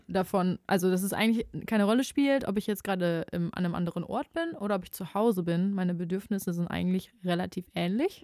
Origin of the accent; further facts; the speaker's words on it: Ruhr area, North Rhine-Westphalia, Germany; Ich wollte ja auch immer eigentlich aus dem Ruhrgebiet weg